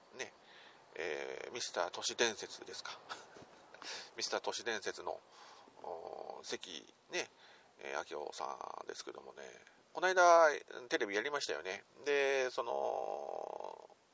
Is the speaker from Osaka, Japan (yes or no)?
no; Nagoya, Aichi, Japan; 地元名古屋からなかなか抜け出すことができません